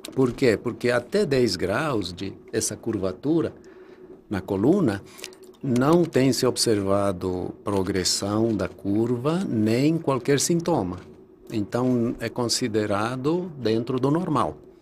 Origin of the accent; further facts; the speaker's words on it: Bolivia; moved away as an adult; also born or lived in Rio de Janeiro, Brazil; now in Brazil; eu nasci na Bolívia